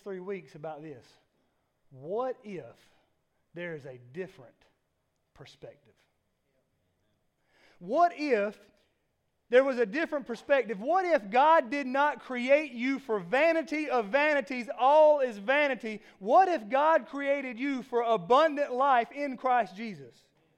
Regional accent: South Georgia, United States; I'm from South Georgia

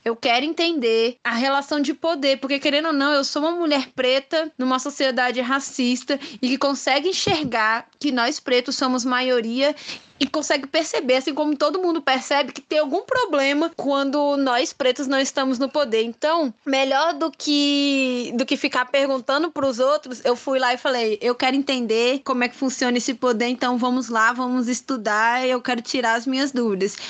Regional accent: Brasília, Federal District, Brazil; sou de Brasília, né? Nasci e criada aqui

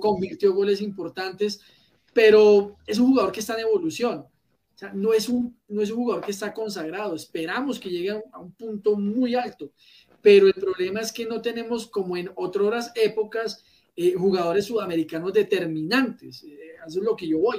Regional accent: Colombia

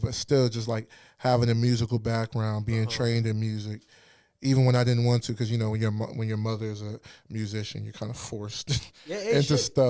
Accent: Ghana; I pull from the church, you know. I pull from my roots, you know, being Ghanaian.

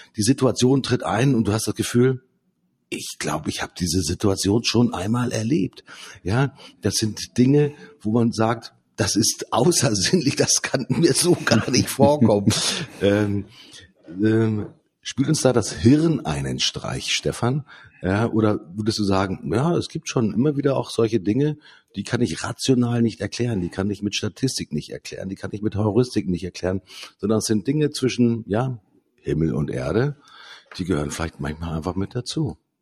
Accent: Lower Saxony, Germany; Bei uns in Niedersachsen

